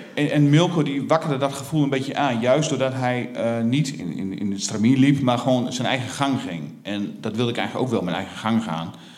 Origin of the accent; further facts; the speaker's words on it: Stadskanaal, Groningen, Netherlands; moved away as an adult; Ik ben opgegroeid in de Veenkoloniën